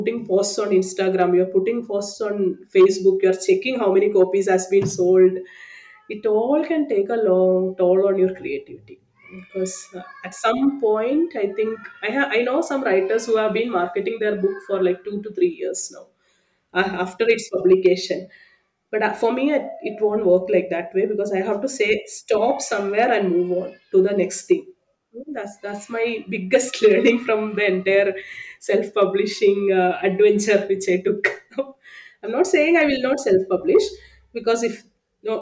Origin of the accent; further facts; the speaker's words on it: Sultan Bathery, Kerala, India; first language Malayalam; English is a second language; moved away; I'm a person who born and brought up in Kerala